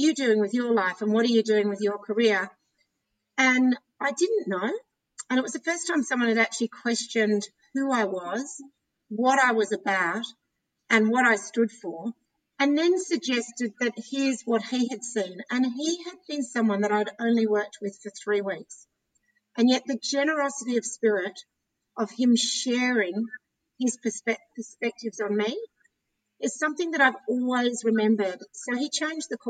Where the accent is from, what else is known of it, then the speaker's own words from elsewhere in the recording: Canberra, Australian Capital Territory, Australia; moved away as an adult; also born or lived in London; growing up in Canberra, proud Canberran